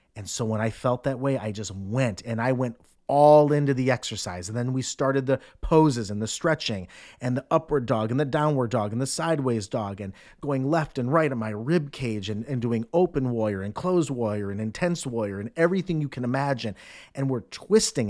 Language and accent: English; Cleveland, Ohio, United States; moved away; also born or lived in New York City; I'm from Cleveland